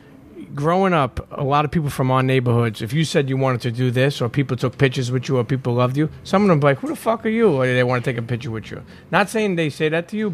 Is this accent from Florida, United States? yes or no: no; New York City, New York, United States; I'm a Brooklyn kid. I grew up in Brooklyn all my life